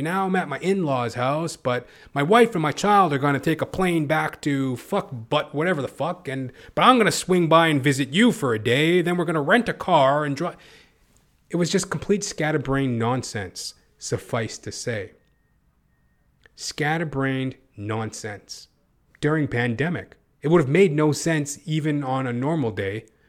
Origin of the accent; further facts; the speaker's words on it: Edmonton, Alberta, Canada; now in Toronto, Canada; I'm from Canada, originally from Edmonton, Alberta